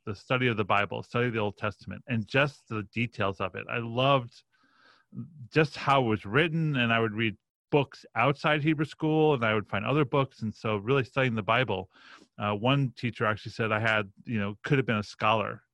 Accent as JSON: {"language": "English", "town": "Roslyn", "region": "New York", "country": "United States", "tie": "born or raised there", "said": "I grew up on the North Shore of Long Island"}